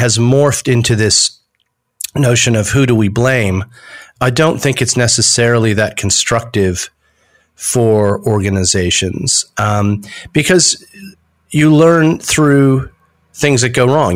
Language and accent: English; United States; accent: American; moved away as an adult; also born or lived in United Kingdom; now in Australia; although my accent's American, I've spent 27 years in Australia